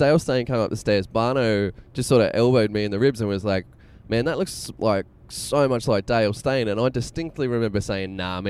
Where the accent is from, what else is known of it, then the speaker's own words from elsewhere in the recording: Cessnock, New South Wales, Australia; also born or lived in Newcastle, Australia; I grew up in Cessnock and Newcastle as well. I'm a few years younger than you